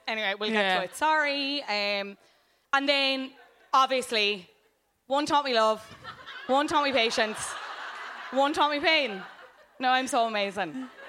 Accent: Cobh, Munster, Ireland; I am from Cove.

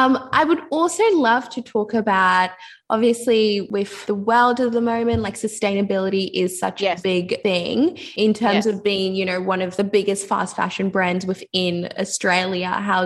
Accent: Liberia; I'm originally from Liberia

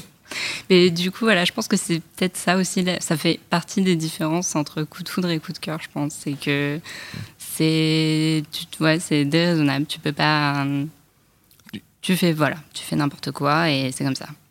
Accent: Paris, Île-de-France, France; je, vis euh, en banlieue, je suis parisienne

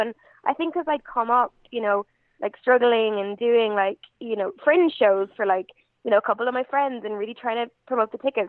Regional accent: Galway, Connacht, Ireland; So it's like, I've had people say to me really like disappointedly, oh, you don't even sound Irish. So I'm like, no, I'm just from Galway.

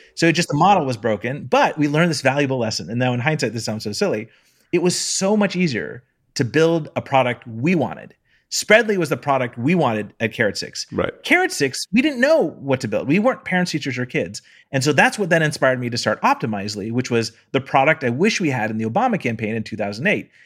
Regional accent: Palo Alto, California, United States; I'm from Palo Alto

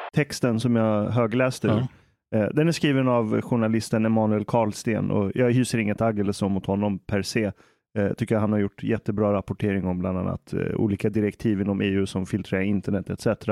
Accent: Iran; now in Sweden; jag är iranier

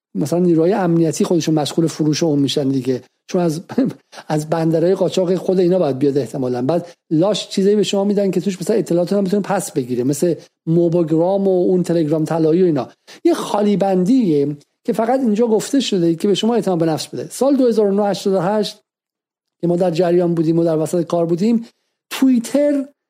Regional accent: Iran; moved away as an adult; در دهه اواخر دهه هفتاد از ایران بیرون اومدم

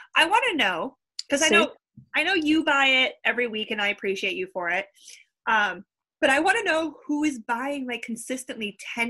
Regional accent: Romeo, Michigan, United States; growing up in Romeo, Michigan, where I'm from.

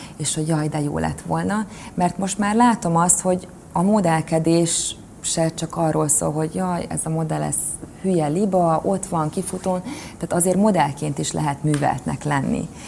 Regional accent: Kecskemét, Bács-Kiskun, Hungary; Kecskeméti lány vagyok egyébként, és én nagyon boldogan emlékszem vissza az én gyerekkori időszakomra

